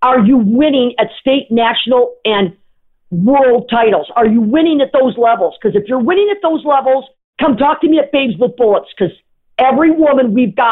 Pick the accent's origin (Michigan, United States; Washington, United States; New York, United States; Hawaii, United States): Michigan, United States; Sault Ste. Marie; I'm from Sault Ste. Marie, Michigan, because I am